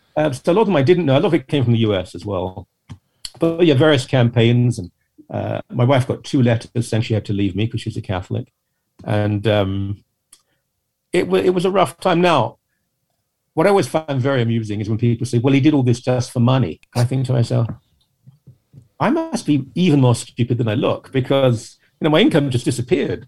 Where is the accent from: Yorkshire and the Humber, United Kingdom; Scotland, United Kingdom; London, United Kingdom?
London, United Kingdom; a London suburb, United Kingdom; I'm a Brit. I was raised in a quite ordinary sort of upper working class, lower middle class home in a London suburb.